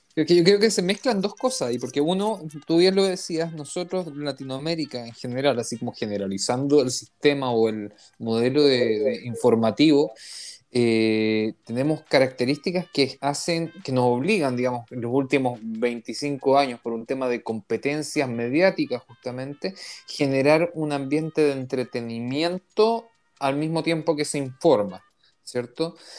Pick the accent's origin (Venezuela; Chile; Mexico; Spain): Chile; now in Israel; que vengo de Chile